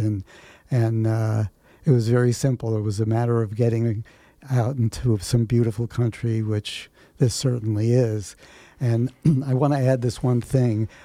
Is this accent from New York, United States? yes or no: yes; New York City, New York, United States; also born or lived in Bronx / Manhattan; I grew up in New York City